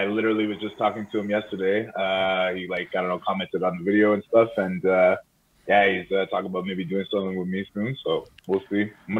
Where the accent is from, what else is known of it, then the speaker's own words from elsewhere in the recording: South Shore, Montreal, Quebec, Canada; also born or lived in Eastern Townships; I was born in the South Shore. You know, basically lived there for the young part of my life, then moved all around the city, and then from there I was actually in the Eastern Townships for a while.